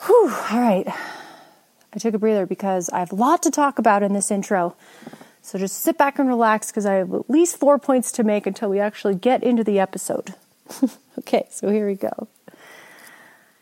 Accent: Jackson, Wyoming, United States; my hometown of Jackson Hole.

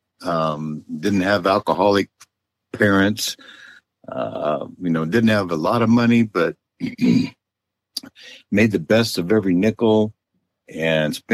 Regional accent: Southern California, United States; also born or lived in Oregon / Los Angeles / San Diego / Eureka, California; Well, I was born in Oregon, but my dad only stayed there a couple of years because he found a job in L.A., so we moved to Southern California when I was just a young kid, but almost a baby still, but mostly Southern California is my, you know, what I call home

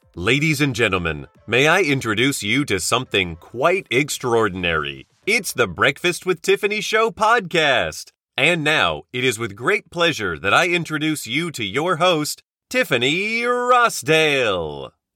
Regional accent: Oklahoma, United States; moved away as an adult; also born or lived in Chicago; now in Tokyo, Japan; originally from Oklahoma, born and raised

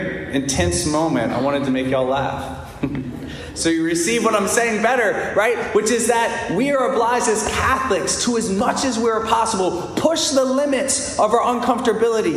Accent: United States; being an American

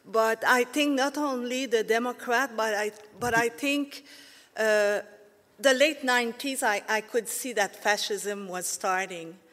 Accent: Canada; now in United States; I'm a dual citizen, so I'm Canadian and American, and I moved here because it was too socialist where I come from.

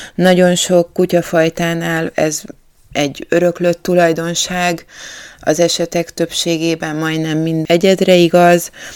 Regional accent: Budapest, Hungary; én budapestiként

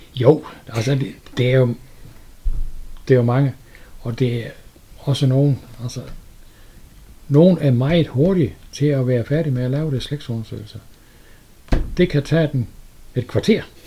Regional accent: Sønderborg, Southern Denmark, Denmark; Jeg er født i Sønderborg

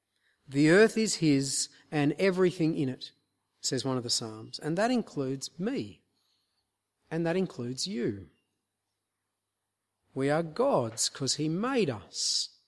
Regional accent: Queensland, Australia; we're from North Queensland, and so I thought I'd give you a sort of tropical illustration to help ground this.

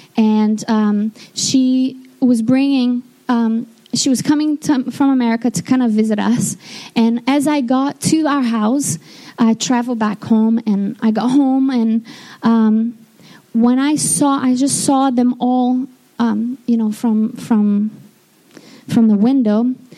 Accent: Rio de Janeiro, Brazil; moved away; I'm from Brazil, and I was born in Rio de Janeiro. Um, my town is just across from the bay

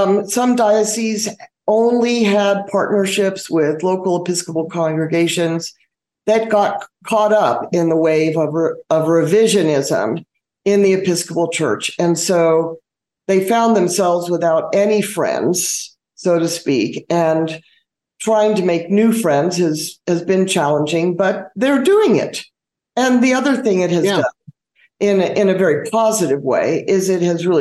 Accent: United States; moved away as an adult; now in Uganda; as an American who has lived in Uganda now for 19 years

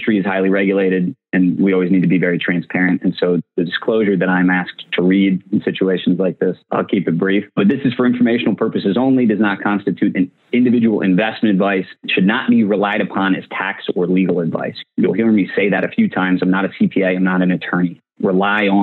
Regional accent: Annapolis, Maryland, United States; growing up in Annapolis, Maryland

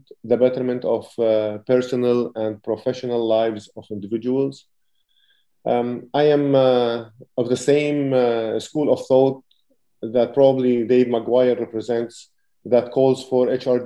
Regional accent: Lebanon; moved away as an adult; I'm originally from Lebanon

